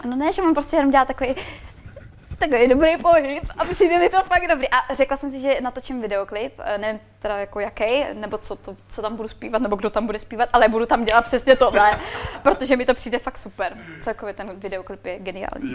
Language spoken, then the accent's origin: Czech; Czechia; accent: Czech; byla jsem tam já jediná Češka